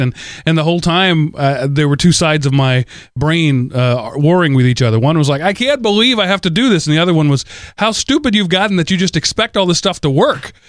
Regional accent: United States; as an American citizen

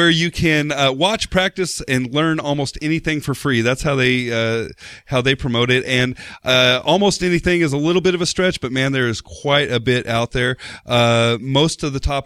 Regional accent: United States; as an American

